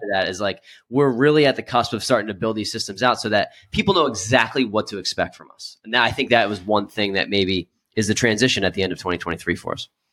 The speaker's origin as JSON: {"language": "English", "town": "Philadelphia", "region": "Pennsylvania", "country": "United States", "said": "I'm from the Philadelphia"}